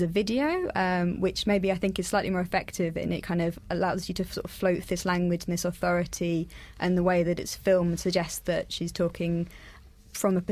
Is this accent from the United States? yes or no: no; Essex, East of England, United Kingdom; I'm also from Essex